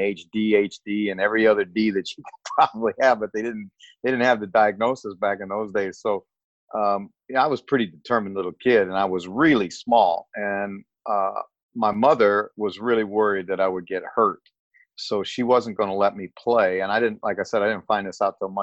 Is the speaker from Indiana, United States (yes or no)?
yes; South Bend, Indiana, United States; where I grew up was in South Bend, Indiana